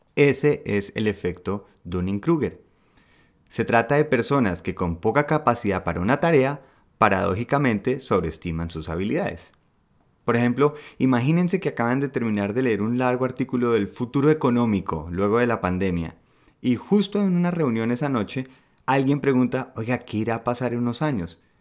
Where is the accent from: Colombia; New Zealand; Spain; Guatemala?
Colombia; now in Germany; como buen colombiano, eh, uno siente que al ser de un país de gente berraca echada para adelante